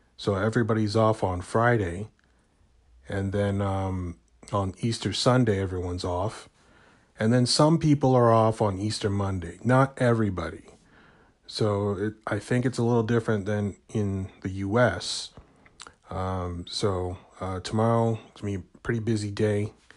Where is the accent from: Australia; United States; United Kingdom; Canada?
Canada; I'm from Canada